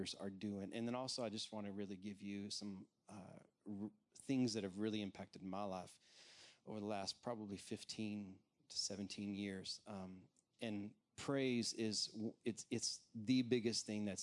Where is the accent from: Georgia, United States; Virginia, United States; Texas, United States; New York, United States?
Texas, United States; accent: Texan; moved away as an adult; also born or lived in Washington, D.C.; I'm a Texas native, so you're going to hear a little bit of Texan come out of me